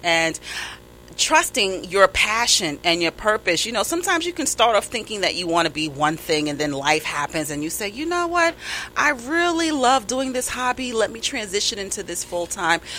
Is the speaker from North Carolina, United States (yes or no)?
no; New York, United States; accent: New York; my New York accent